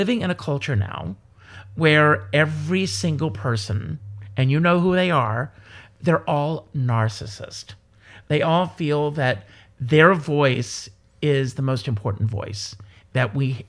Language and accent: English; the South, United States; And, you know, we're both from the South.